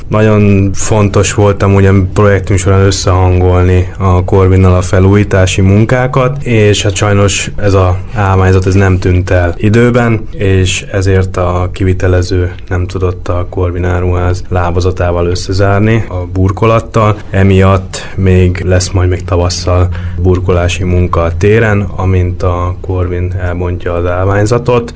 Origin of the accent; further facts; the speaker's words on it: Budapest, Hungary; Én, én itt nőttem föl Budapesten, belvárosba jártam iskolába